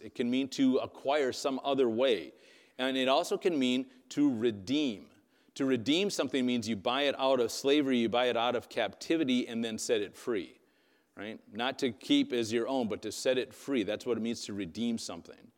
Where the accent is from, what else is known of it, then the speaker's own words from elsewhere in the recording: Wisconsin, United States; first language English; I grew up in Wisconsin.